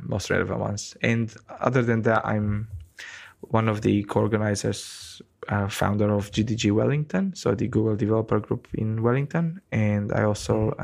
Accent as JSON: {"language": "English", "country": "Romania", "tie": "born or raised there", "moved": "as an adult", "lives_now": "New Zealand", "said": "I'm from Romania in Eastern Europe"}